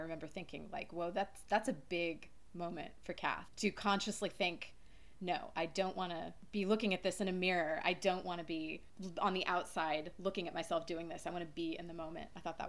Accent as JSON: {"language": "English", "town": "Omaha", "region": "Nebraska", "country": "United States", "tie": "born or raised there", "moved": "as an adult", "said": "I was born and raised in Omaha, so I'm a Nebraska girl, even though I haven't lived there for a really long time."}